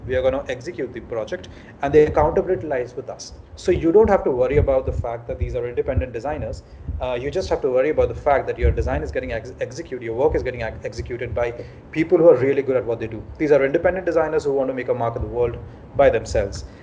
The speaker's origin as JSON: {"language": "English", "town": "Ranchi", "region": "Jharkhand", "country": "India", "moved": "as an adult", "lives_now": "Mumbai, India", "said": "I'm from Ranchi originally. Back in 2008, I uh, came from Ranchi to Bombay, and I've been in Bombay ever since."}